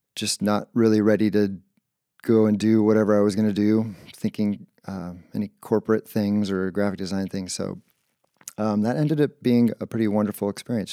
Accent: Tualatin, Oregon, United States; moved away as an adult; also born or lived in Ketchum, Idaho; now in Seattle, United States; I grew up in Oregon

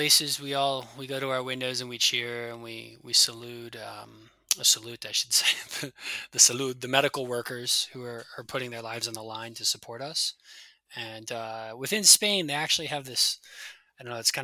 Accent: United States; moved away; I'm a Yank. I'm from the States

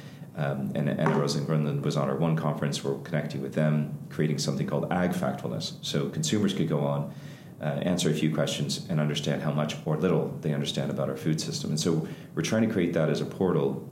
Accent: Ireland; us as Irish

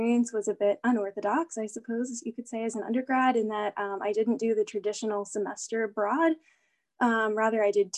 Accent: Allentown, Pennsylvania, United States; moved away as an adult; now in Notre Dame, United States; I am originally from Allentown, Pennsylvania.

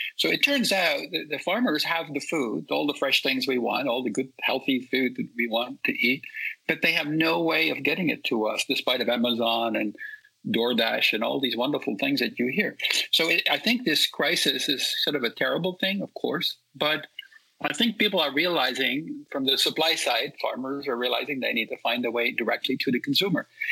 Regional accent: Netherlands; now in California, United States; I grew up in Holland

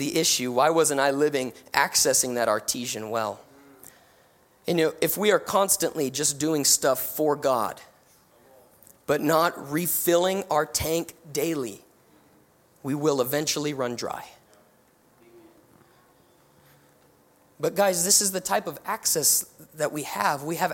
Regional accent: New Mexico, United States; moved away; And so I'm from New Mexico. I'm from the desert.

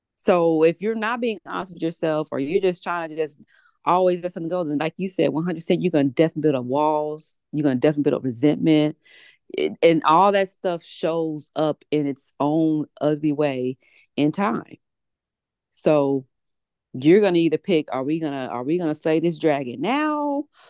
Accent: Houston, Texas, United States; I'm from Houston, born and raised.

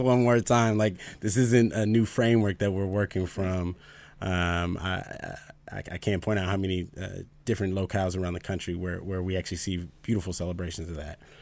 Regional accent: Minneapolis, Minnesota, United States; now in Idaho, United States; I'm actually from South Minneapolis

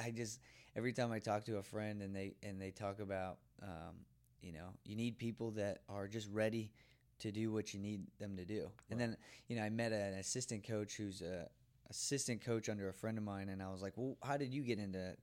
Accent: Belvidere, United States; it's my hometown

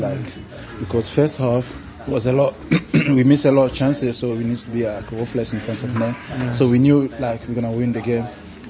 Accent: Rotherham, Yorkshire and the Humber, United Kingdom; I'm from Rotherham.

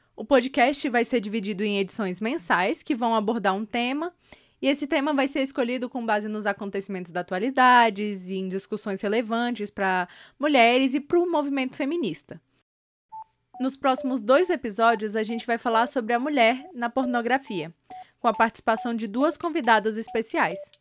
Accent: Brasília, Federal District, Brazil; eu nasci em Brasília e eu estou cursando o meu último semestre no curso de jornalismo pela Universidade de Brasília

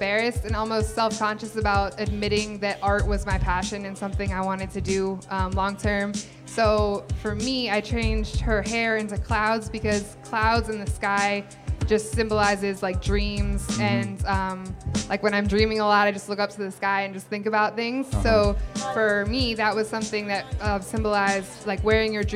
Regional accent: State College, Pennsylvania, United States; moved away as an adult; now in New York, United States; I grew up in State College, Pennsylvania, about 7 minutes away from the Penn State University campus

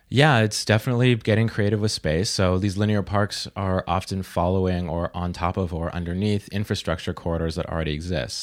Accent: Vancouver, British Columbia, Canada; now in Toronto, Canada; I'm from Vancouver

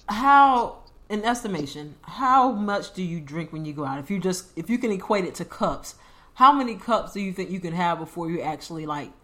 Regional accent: United States; Because I'm American

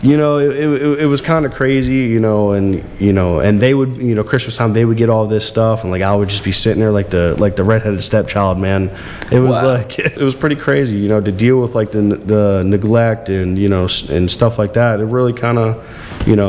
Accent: Florida, United States; also born or lived in Bucks County, Pennsylvania; I lived in a trailer in Florida. I was born in Lower Bucks Hospital, but my grandma lived in Florida, so I moved down there with my mom and my brother

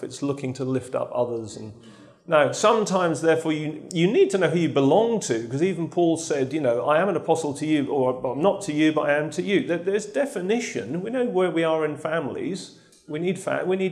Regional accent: Lowestoft, East of England, United Kingdom; I come from Lowestoft.

